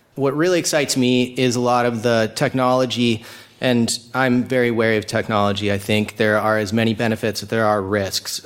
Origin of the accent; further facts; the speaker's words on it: Laguna Beach, California, United States; I'm from Laguna Beach, California